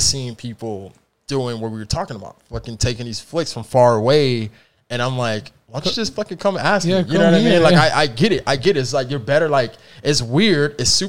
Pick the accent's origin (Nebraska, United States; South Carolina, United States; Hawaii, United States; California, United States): California, United States; also born or lived in San Antonio, Texas; You know, I'm from California